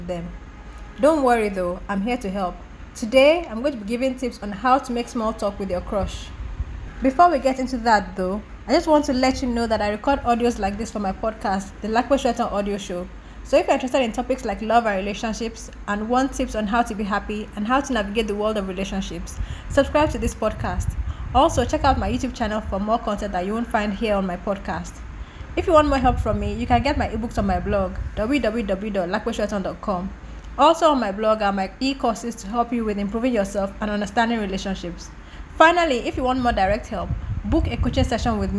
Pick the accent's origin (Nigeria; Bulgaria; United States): Nigeria; As a Nigerian living in Nigeria